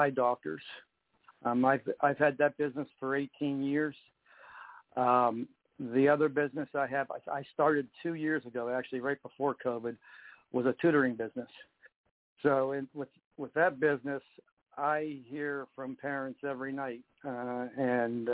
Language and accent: English; Youngstown, Ohio, United States; moved away as an adult; now in Pittsburgh, United States; I was born in Pittsburgh. I lived there until about I was 10 years old. And then my mother remarried, and I moved to Youngstown, Ohio. And then I came back to Pittsburgh after school